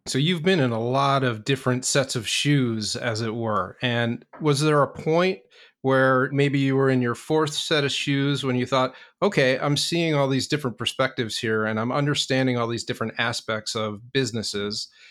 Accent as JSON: {"language": "English", "region": "New York", "country": "United States", "moved": "as an adult", "lives_now": "Boston, United States", "said": "I'm originally from New York, been up here a little more than 15 years"}